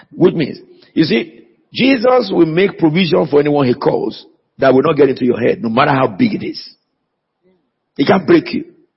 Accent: Nigeria; now in United Kingdom; they know that I'm a Nigerian

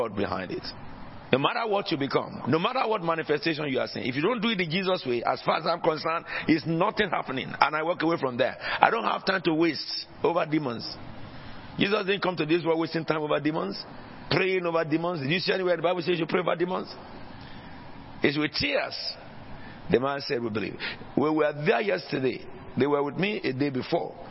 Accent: Nigeria; now in United Kingdom; in Nigeria, where I originally came from before I became British

